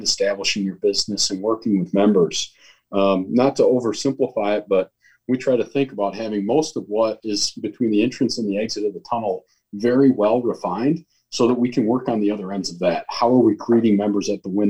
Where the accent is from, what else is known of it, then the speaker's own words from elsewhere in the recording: Holland, Michigan, United States; I grew up in Holland, Michigan